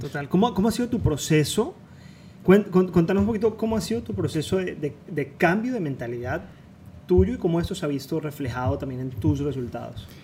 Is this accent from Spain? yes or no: no; Cali, Valle del Cauca, Colombia; moved away as an adult; now in Miami, United States; los dos nos, identificamos mucho con eso porque venimos de Cali, venimos de Colombia